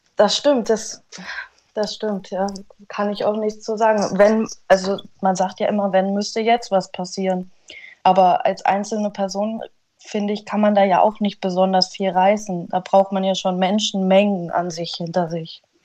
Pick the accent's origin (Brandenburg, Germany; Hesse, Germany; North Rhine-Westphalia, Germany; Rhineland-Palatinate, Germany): Hesse, Germany; Frankenberg; ich sehe mich hier bei uns in Frankenberg immer noch glücklich am Arbeiten